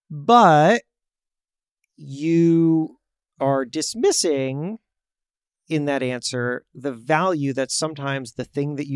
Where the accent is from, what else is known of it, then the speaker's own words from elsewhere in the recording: New York, United States; new york